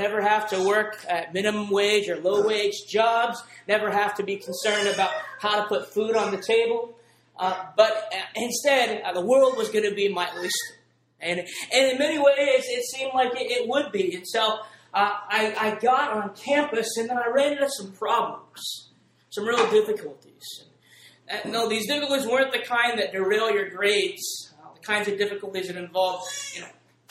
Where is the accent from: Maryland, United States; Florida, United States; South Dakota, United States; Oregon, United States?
Oregon, United States; moved away as an adult; also born or lived in Princeton; I grew up in Oregon from a kind of a standard middle-class, lower-middle-class family